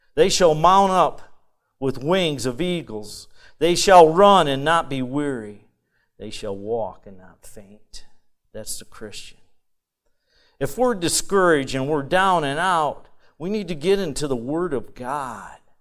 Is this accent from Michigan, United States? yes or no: yes; Michigan, United States; I'm from Michigan